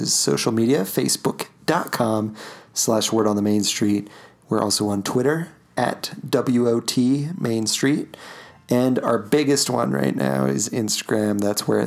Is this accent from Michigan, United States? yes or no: no; Utah, United States; we are from Utah